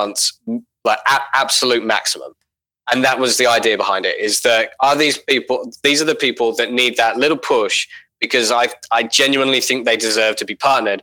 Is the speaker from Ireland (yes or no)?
no; Australia